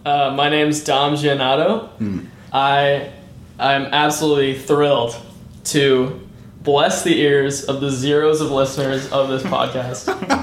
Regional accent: Nebraska, United States; now in Seattle, United States; I'm also from Nebraska.

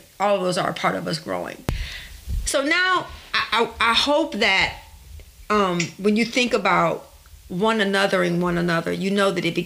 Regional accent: Detroit, Michigan, United States; I grew up in Detroit and I grew up not having a lot.

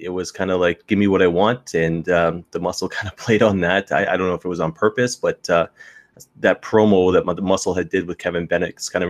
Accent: the Maritimes, Canada; now in London, Canada; I grew up in the Maritimes

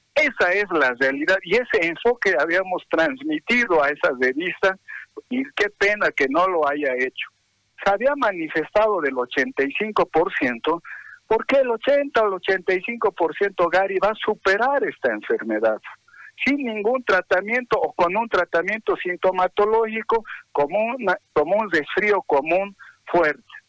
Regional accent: Bolivia; somos bolivianos

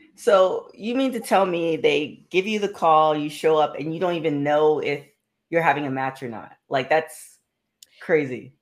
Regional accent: Toronto, Ontario, Canada; my hometown, the Six.

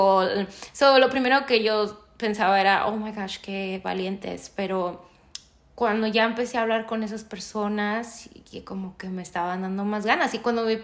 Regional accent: United States; also born or lived in Mexico; I've lived my life, my entire life here. I came here when I was 3 years old

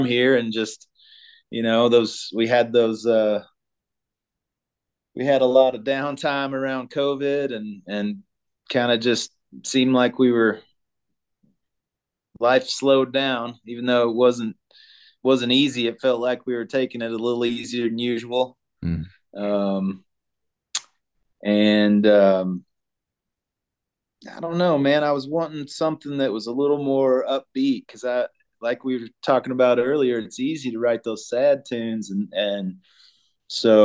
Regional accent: Arkansas, United States; now in Colorado, United States; I grew up in Arkansas, out on the family farm.

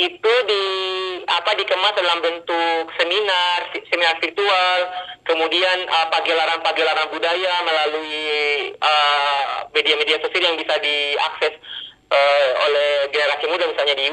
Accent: Kendari, Southeast Sulawesi, Indonesia; menikmati fasilitas teknologi, kemajuan teknologi di kota saya di kota Kendari di sekolah saya SMP 1

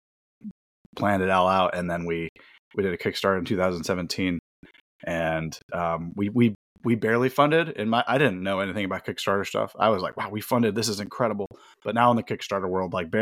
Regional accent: Bay Area, California, United States; I'm from the Bay Area

